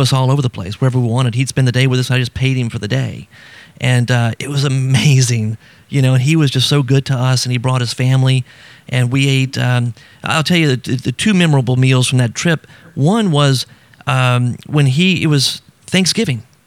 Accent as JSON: {"language": "English", "region": "South Louisiana", "country": "United States", "tie": "born or raised there", "said": "I grew up in South Louisiana"}